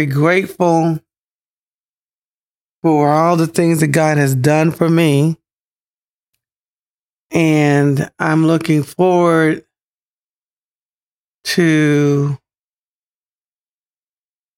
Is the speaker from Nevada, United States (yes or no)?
no; Pensacola, Florida, United States; moved away; my hometown, Pensacola, Florida